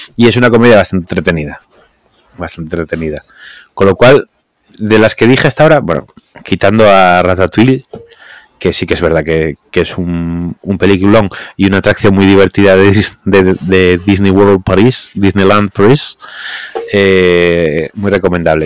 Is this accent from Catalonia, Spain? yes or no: no; Asturias, Spain; somos asturianos